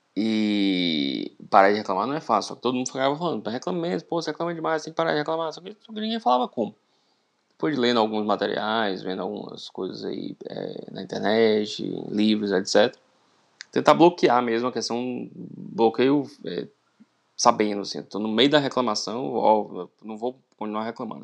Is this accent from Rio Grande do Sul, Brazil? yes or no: no; interior of Bahia, Brazil; sou do interior da Bahia